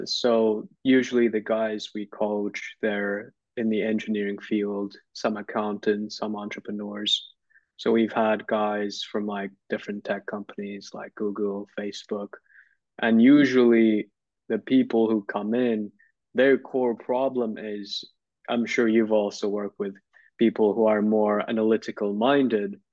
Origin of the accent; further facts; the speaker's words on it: Turkey; when I was in high school, I grew up in Turkey.